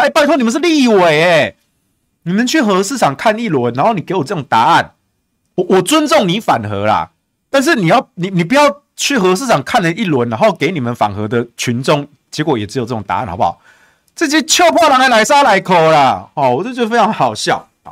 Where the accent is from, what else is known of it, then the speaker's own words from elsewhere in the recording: Taichung, Taiwan; 所以我自己身为台中人啊，你知道我们台中有中火，然后我们又有台中港